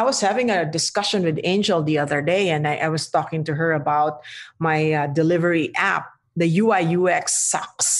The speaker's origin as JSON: {"language": "English", "country": "Philippines", "said": "I'm Filipino"}